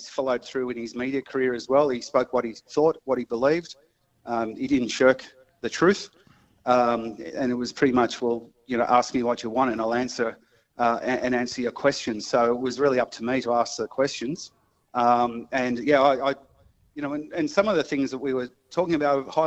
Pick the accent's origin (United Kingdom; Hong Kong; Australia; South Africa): Australia; Sydney, New South Wales; I grew up in a place called East Hills